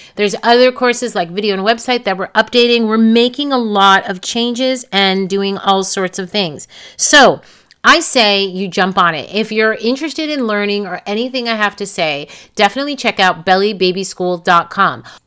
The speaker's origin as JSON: {"language": "English", "region": "New York", "country": "United States", "tie": "born or raised there", "moved": "yes", "lives_now": "California, United States", "said": "Born and raised in New York, I live in California"}